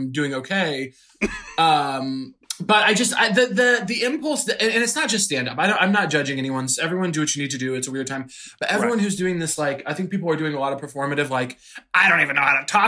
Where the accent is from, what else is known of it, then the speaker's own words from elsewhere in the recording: Missouri, United States; moved away; also born or lived in Chicago; I'm from Missouri.